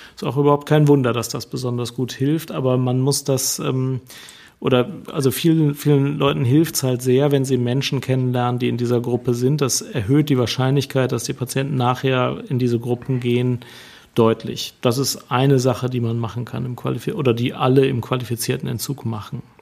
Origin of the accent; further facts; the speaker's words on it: Germany; bei uns in Deutschland